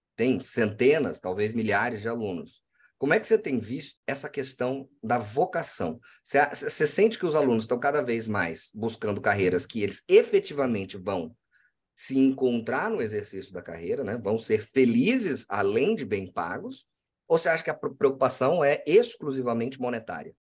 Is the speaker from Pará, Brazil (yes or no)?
no; Cuiabá, Mato Grosso, Brazil; Eu sou do Mato Grosso. Eu sou cuiabano, de Chapecruz, como se diz por aqui